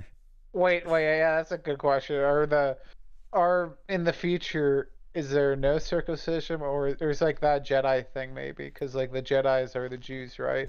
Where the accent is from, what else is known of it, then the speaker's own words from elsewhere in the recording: United States; I was born in America